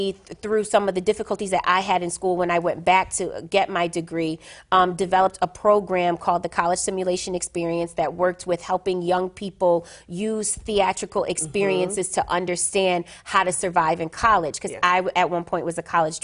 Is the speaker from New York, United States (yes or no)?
yes; Buffalo, New York, United States; I grew up in the inner city of Buffalo, New York